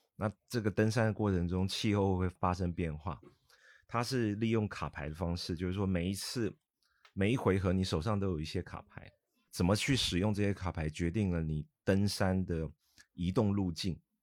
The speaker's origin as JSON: {"language": "Chinese", "country": "Taiwan", "moved": "yes", "lives_now": "Guangzhou, China", "said": "我来自台湾，那我在，呃，内地生活也非常多年了。我现在都称呼自己是，来自台湾的广州人嘛，啊，因为广州已经像是我第二个家了"}